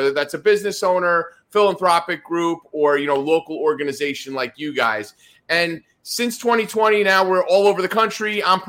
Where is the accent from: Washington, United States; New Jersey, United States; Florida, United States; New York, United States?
New Jersey, United States; Northern; where I grew up in Northern New Jersey